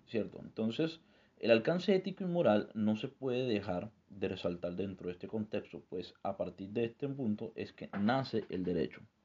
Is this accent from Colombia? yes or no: yes; Colombia; nosotros como sujetos colombianos